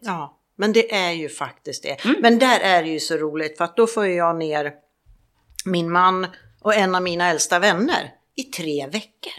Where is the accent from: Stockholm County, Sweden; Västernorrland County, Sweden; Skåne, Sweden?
Stockholm County, Sweden; Stockholm; moved away as an adult; also born or lived in Mallorca; now in Palma, Spain; jag åker ju hem på tisdag mm. och firar jul hemma i Stockholm